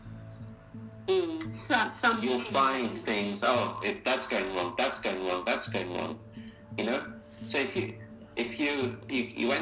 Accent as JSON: {"language": "English", "country": "Kenya", "tie": "born or raised there", "said": "I was born in Kenya"}